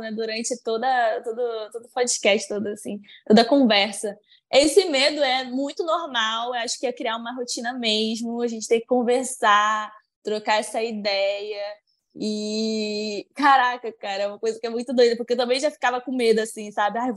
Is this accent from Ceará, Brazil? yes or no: yes; Maranguape, Ceará, Brazil; tenho 26 anos e sou de Maranguape, Ceará.